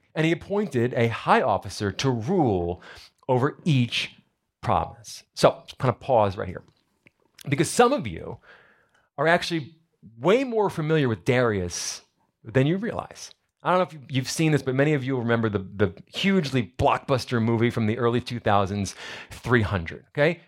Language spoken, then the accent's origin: English; New Jersey, United States; moved away; I'm from New Jersey. We like to go crabbing up there